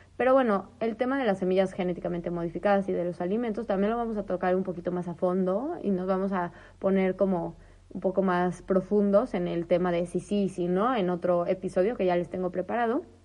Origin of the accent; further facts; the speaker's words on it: northern Mexico, Mexico; en el norte y en el centro de donde yo soy, eh, o sea, árido, árido